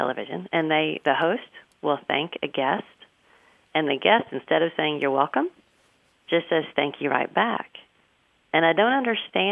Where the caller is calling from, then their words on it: Lantana, Texas, United States; I'm calling from Lantana, Texas